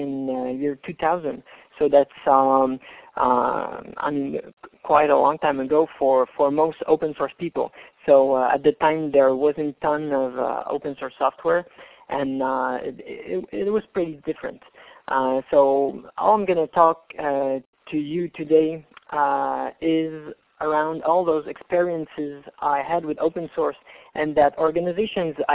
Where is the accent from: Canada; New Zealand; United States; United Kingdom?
Canada; I'm from Canada, as you guessed by the accent